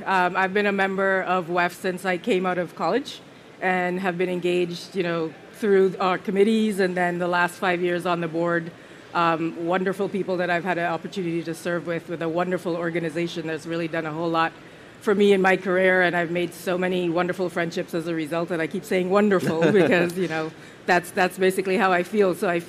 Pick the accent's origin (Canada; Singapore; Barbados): Barbados; also born or lived in Jamaica / St. Vincent; I was born in Jamaica. I spent a couple years of my life, and then I moved to St. Vincent, which is a small island on the Eastern Caribbean. And then once I was, about when I was starting my schooling, I moved to Barbados